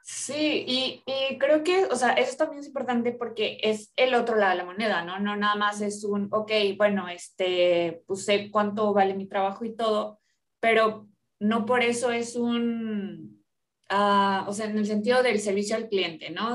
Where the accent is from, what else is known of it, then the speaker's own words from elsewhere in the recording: Orizaba, Veracruz, Mexico; now in Monterrey, Mexico; yo soy de Orizaba, yo soy de provincia